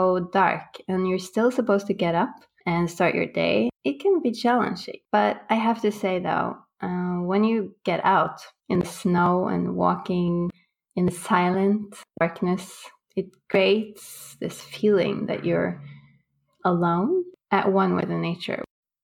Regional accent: Bodø, Nordland, Norway; Growing up in Norway, in northern Norway, above the Arctic Circle in Bodø, it's extreme weather-wise.

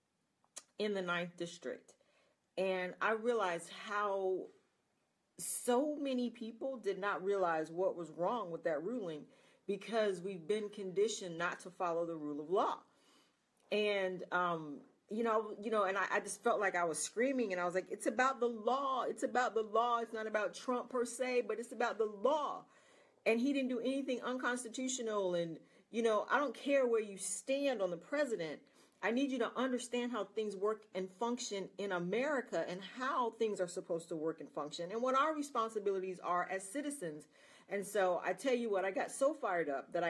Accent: United States

